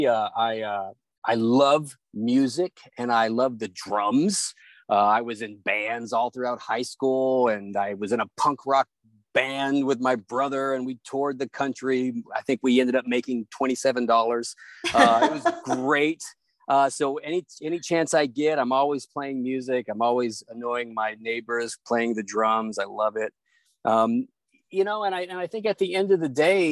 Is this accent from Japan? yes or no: no; Hardin County, Tennessee, United States; also born or lived in Northern Virginia; now in Washington, D.C. area, United States; I grew up in a small town in Tennessee. Shout out to Hardin County, Tennessee